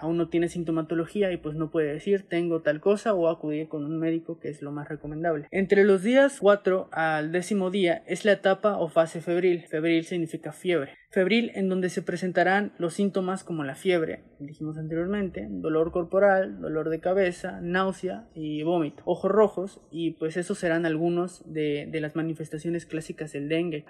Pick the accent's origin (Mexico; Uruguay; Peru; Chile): Mexico; siendo mexicanos, siendo que vivimos en una zona